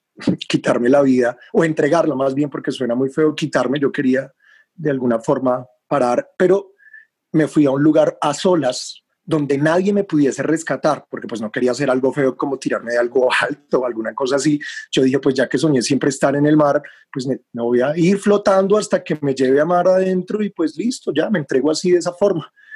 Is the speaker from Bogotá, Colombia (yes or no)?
yes; Bogotá, Colombia; moved away as an adult; now in Taganga, Colombia; Yo nací en Bogotá, pero renací en el mar de Taganga